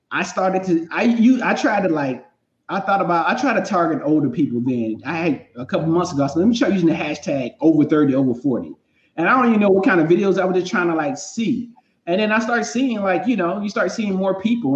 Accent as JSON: {"language": "English", "region": "North Carolina", "country": "United States", "moved": "yes", "lives_now": "Los Angeles, United States", "said": "I'm from North Carolina, and so I'm you know from the South"}